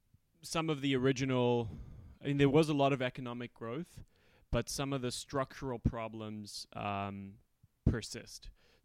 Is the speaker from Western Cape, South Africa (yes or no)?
yes; Cape Town, Western Cape, South Africa; now in United States; South Africa, yeah. So when I was about seven, we had the first free and fair elections, where basically there was the first elections where black people could vote.